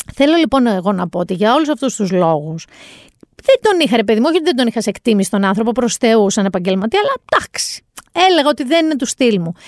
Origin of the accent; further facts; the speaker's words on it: Mani, Peloponnese, Greece; στο χωριό μου εκεί στη Μάνη